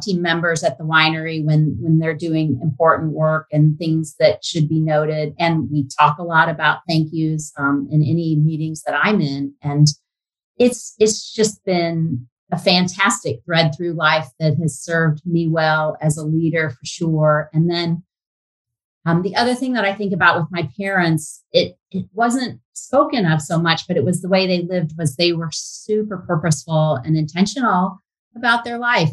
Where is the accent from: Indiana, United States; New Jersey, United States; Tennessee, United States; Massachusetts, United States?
Indiana, United States; Fort Wayne; I grew up in Fort Wayne, spent all my growing up years there